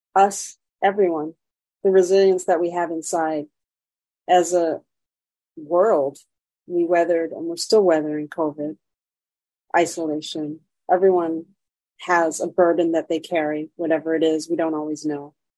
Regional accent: Vermont, United States; also born or lived in Montreal; now in Chicago, United States; I grew up in Vermont, which is very white, not very diverse.

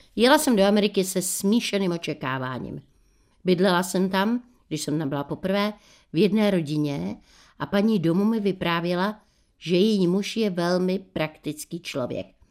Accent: Bohemia, Czechia; u nás v Čechách

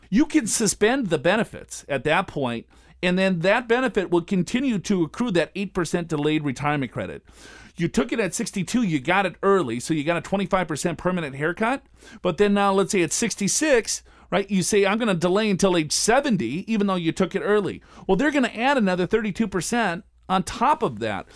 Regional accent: Robbinsdale, Minnesota, United States; I grew up in Robbinsdale, which is, uh, the first suburb right outside of North Minneapolis.

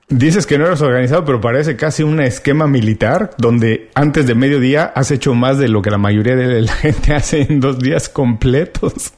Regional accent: Mexico; yo como buen mexicano

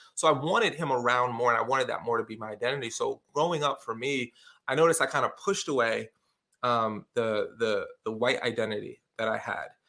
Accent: New York City, New York, United States; moved away as an adult; also born or lived in Syracuse area, New York / Binghamton, New York; now in Syracuse, United States; I grew up in the projects in a place called Canarsie

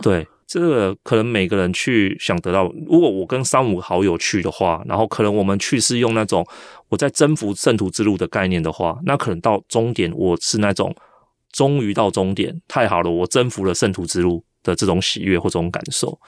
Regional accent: Taiwan; 我是台湾人

